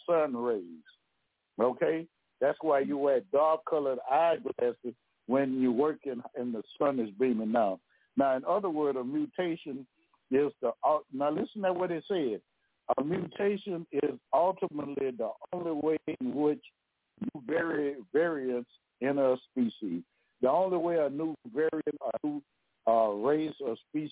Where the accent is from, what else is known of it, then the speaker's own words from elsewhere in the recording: Louisiana, United States; I'm from Louisiana now